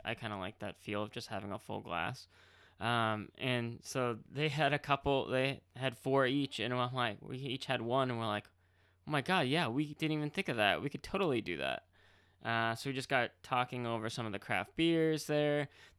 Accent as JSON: {"language": "English", "town": "Marlborough", "region": "Massachusetts", "country": "United States", "tie": "born or raised there", "said": "on how the brewery is going to be going into Marlborough, Massachusetts, which was mm-hmm. pretty much my hometown. I lived right on the border."}